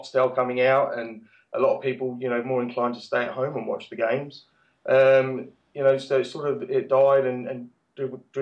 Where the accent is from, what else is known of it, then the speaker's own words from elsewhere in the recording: Bournemouth, South West England, United Kingdom; now in Perth, Australia; Growing up in England, I lived on the south coast of England in Bournemouth.